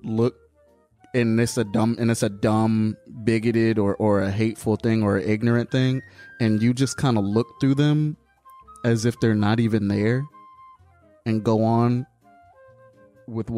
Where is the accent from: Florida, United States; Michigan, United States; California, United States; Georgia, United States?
Georgia, United States; Atlanta; also born or lived in Savannah, Georgia; I'm from Atlanta.